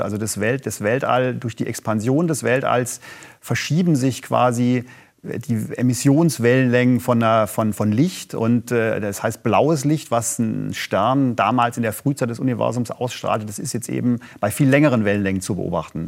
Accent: Germany; als Deutsche

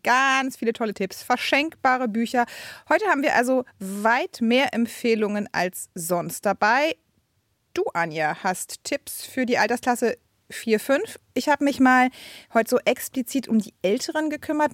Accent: Brandenburg, Germany; Also ich komme ja aus Brandenburg, ne? Ähm, aus dem tiefsten Osten

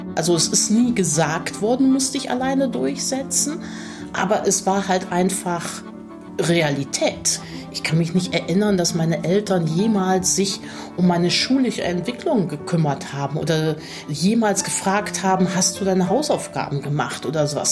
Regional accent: Cologne, North Rhine-Westphalia, Germany; accent: rheinischer Singsang (Rhineland/Cologne); Ich spreche kein Kölsch, aber man hört natürlich den rheinischen Singsang

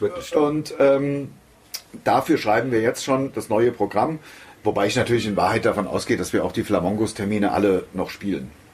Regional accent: Hesse, Germany; Das ist ja meine Heimat. Also ich wohne hier, ich bin hier. Hier sind wir groß geworden, äh, in jeder Beziehung. Ich bin hier in die Schule gegangen, bin also als Kind hier groß geworden, hab meine Jugend hier verbracht

